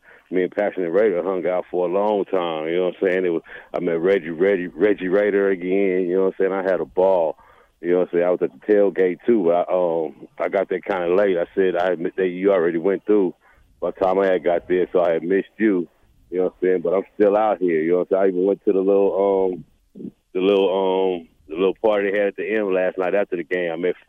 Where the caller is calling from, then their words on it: Las Vegas, Nevada, United States; JT, I'm calling from Vegas. I'm still out here, man.